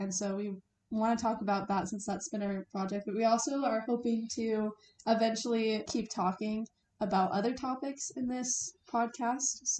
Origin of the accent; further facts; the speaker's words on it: Yorktown, Virginia, United States; now in Utah, United States; I grew up in Yorktown, Virginia